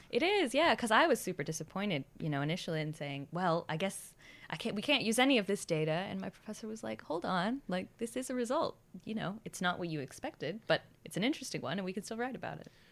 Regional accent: Boston, Massachusetts, United States; moved away as an adult; also born or lived in Townsville, Australia; now in Australia; I'm originally from Boston

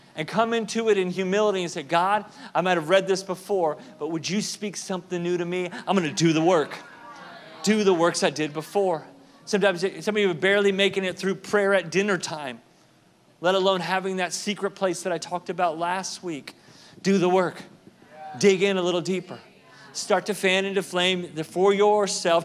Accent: Southern California, United States; I lived in Southern California at the time, at the time grew up there as a kid

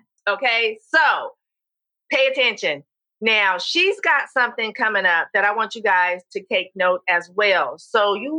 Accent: California, United States; moved away; San Francisco, California, my home state

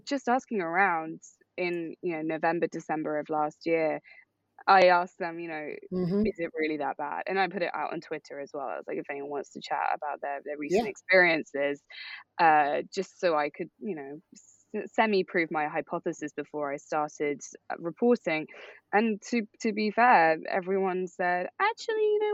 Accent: United Kingdom; moved away as an adult; now in New York, United States; growing up in Europe

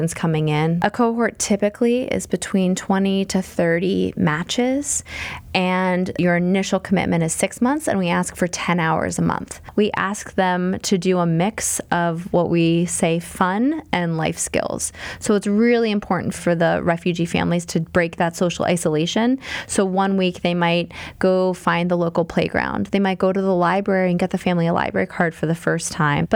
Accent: Pittsburgh, Pennsylvania, United States; growing up in Pittsburgh

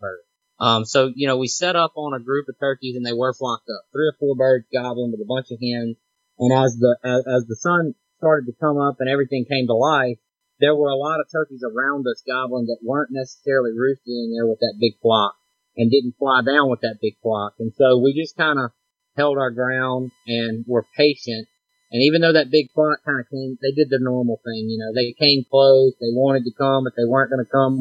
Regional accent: Mississippi, United States; now in Louisiana, United States; I live in Louisiana, but I'm right near the Mississippi border, and I'm from Mississippi.

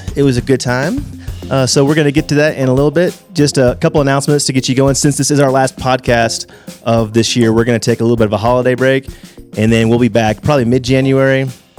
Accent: Texas, United States; I'm a Texan.

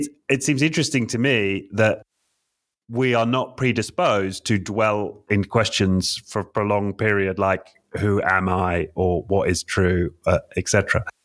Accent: England, United Kingdom; I'm an English man

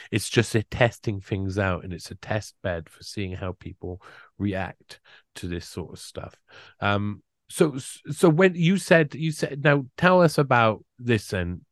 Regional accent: United Kingdom; I'm British

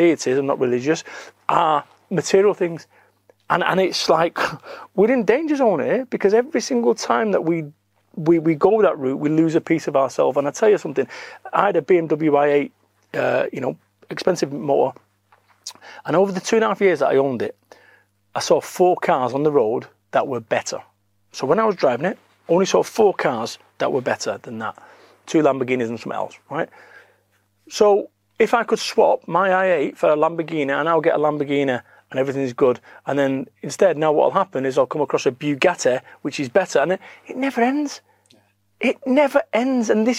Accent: Salford, North West England, United Kingdom; I am from Salford, Manchester

